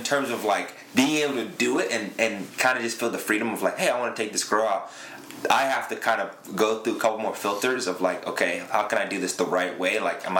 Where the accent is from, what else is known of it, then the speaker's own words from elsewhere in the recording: Zambia; also born or lived in London, United Kingdom; I was born in London, so came up here in 2003. I'm Zambian.